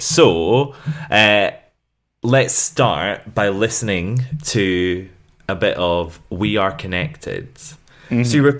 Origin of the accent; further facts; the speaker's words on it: Scotland, United Kingdom; Bagpipes because we're Scottish, innit?